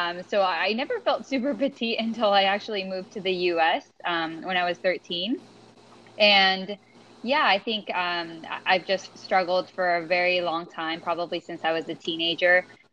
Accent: Venezuela; now in United States; I grew up in Venezuela

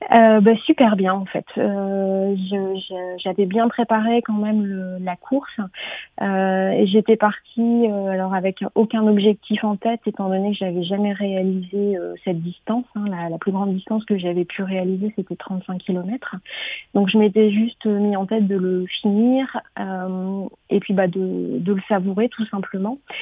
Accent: Nord, Hauts-de-France, France; moved away; je suis du Nord

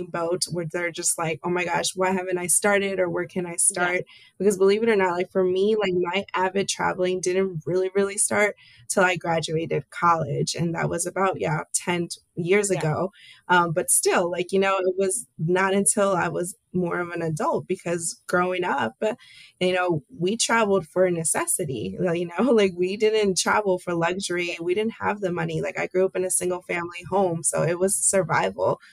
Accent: United States; also born or lived in Cochabamba, Bolivia; I was raised in the States all my life. I was brought to this country when I was a baby, 6 months to be exact

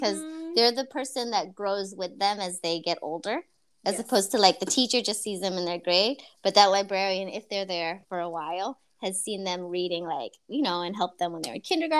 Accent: East Bay, California, United States; I'm from here. I'm from the East Bay. I was born here.

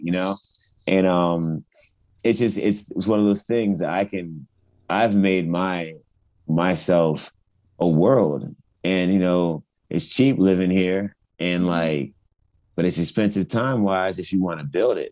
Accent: Richmond, Virginia, United States; born or raised there; also born or lived in Loma Linda, California

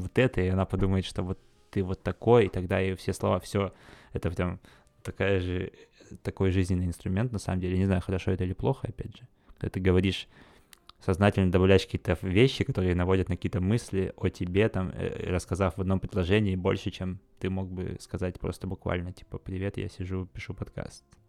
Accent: Khakassia, Russia; в Хакасии, там, на, у себя на родине

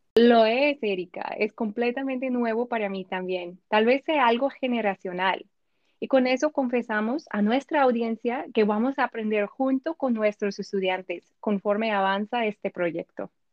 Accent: United States; Spanish is a second language; also born or lived in Washington; soy de los Estados Unidos

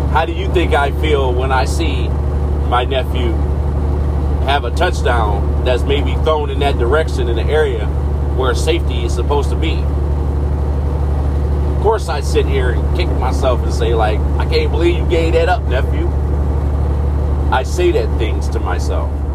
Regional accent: Michigan, United States; being from back where my hometown there in Michigan

